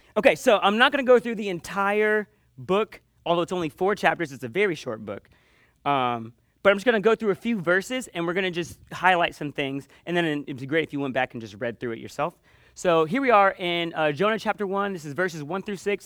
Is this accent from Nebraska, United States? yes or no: no; Panama City, Florida, United States; I grew up in Panama City on the beach